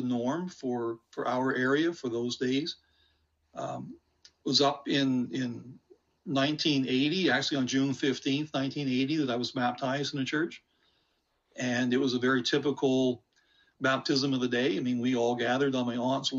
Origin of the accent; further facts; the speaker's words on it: Nova Scotia, Canada; now in St. George's, Canada; was born in Nova Scotia in a very small little community